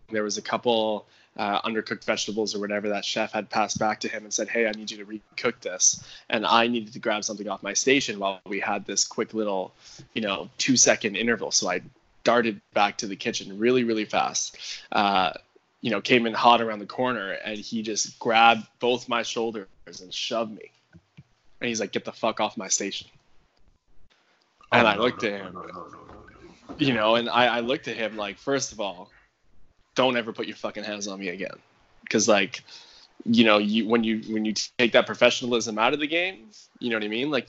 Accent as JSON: {"language": "English", "country": "Canada"}